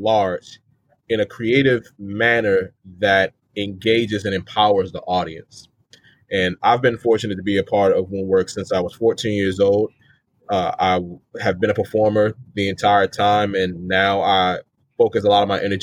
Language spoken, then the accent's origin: English; Maryland, United States; I'm from Maryland, born and raised